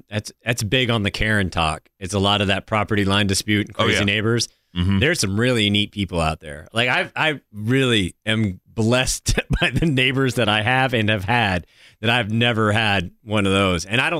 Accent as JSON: {"language": "English", "region": "New Hampshire", "country": "United States", "tie": "born or raised there", "said": "I grew up in New Hampshire."}